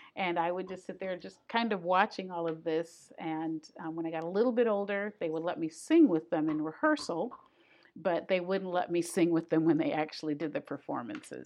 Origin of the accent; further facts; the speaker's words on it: Grand Rapids, Michigan, United States; now in Astoria, United States; I came from Grand Rapids, Michigan, and I grew up in gospel music